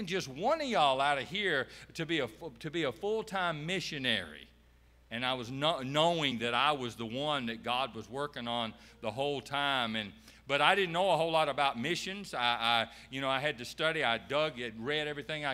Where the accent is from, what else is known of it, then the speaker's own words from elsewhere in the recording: Beech Island, South Carolina, United States; we're actually from Beach Island, South Carolina, and it borders Augusta, Georgia, right there off I-20